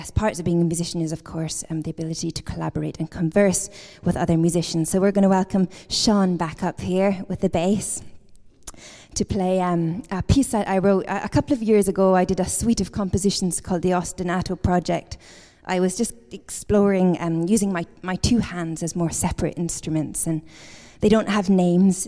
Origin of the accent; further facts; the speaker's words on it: Edinburgh, Scotland, United Kingdom; I'm from Edinburgh, Scotland